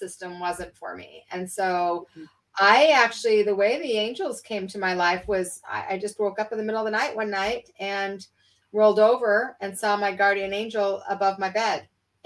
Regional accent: Salt Lake City, Utah, United States; I was raised in Salt Lake City, Utah

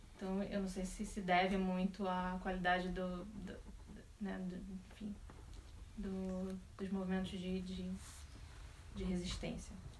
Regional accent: Rio de Janeiro, Brazil; eu sou do Rio de Janeiro

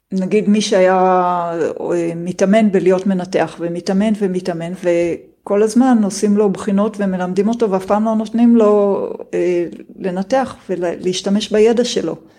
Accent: Israel; השנים שלי כילדה בקיבוץ

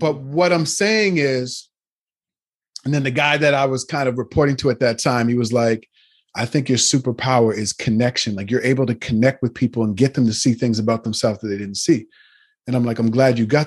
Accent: Nova Scotia, Canada; moved away as an adult; now in Toronto, Canada; I grew up in Nova Scotia, which is the east part of Canada

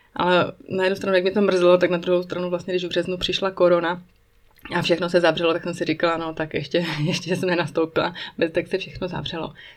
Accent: Czechia; moved away as an adult; now in Switzerland; náš život, český život tady ve Švýcarsku

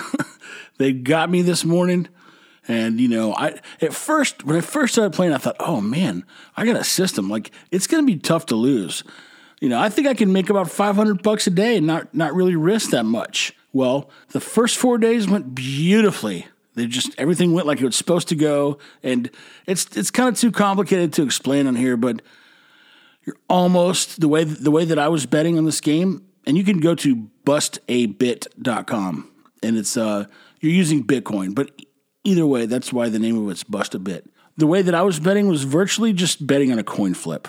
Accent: Texas, United States; I'm from Texas. I've been eating Mexican food my whole life

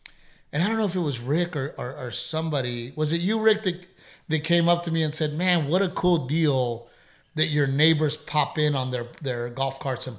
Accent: Portland, United States; moved away; I grew up in Portland, you know, Gregory, Portland. So that whole town was my playground. That whole town was my friends, that whole town. You know, we knew everybody.

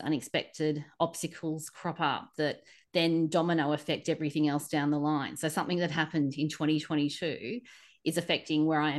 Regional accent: Australia; as a Aussie traveling there

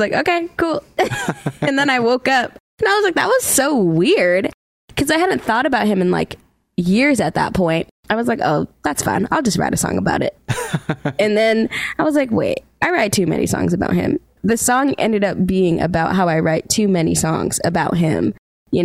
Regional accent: Stoughton, Massachusetts, United States; moved away as an adult; also born or lived in Boston, Massachusetts; now in Nashville, United States; I'm a singer-songwriter, born and raised in Boston, Massachusetts, but I grew up in Stoughton, Massachusetts.

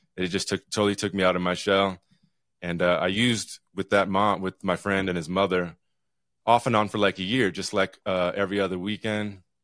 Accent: Utah, United States; now in Juneau, United States; I grew up here in Utah a long time ago

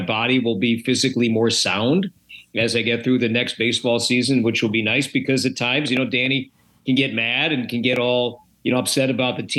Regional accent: Chicago, Illinois, United States; moved away as an adult; now in Minnesota, United States; I grew up in the Chicagoland area

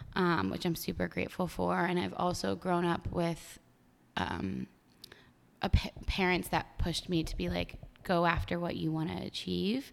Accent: State College, Pennsylvania, United States; moved away as an adult; now in New York City, United States; State College. I literally grew up

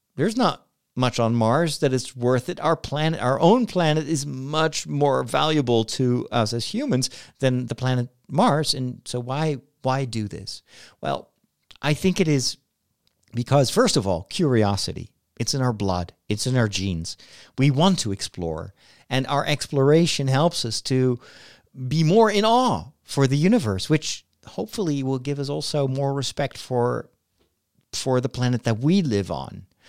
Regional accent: Netherlands; my home country in the Netherlands

